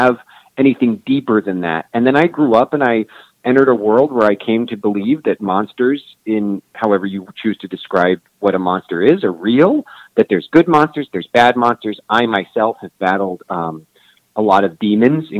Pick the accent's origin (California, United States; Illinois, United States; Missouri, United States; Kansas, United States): Kansas, United States; Kansas City; I grew up on the Kansas side